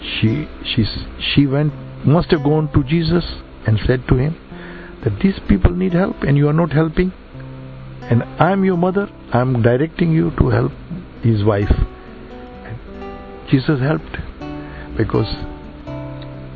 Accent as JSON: {"language": "English", "country": "India", "said": "I'm Indian."}